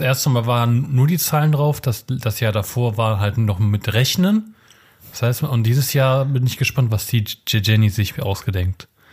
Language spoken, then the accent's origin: German; Germany; Ich bin ja auch in Deutschland geboren und nicht in Polen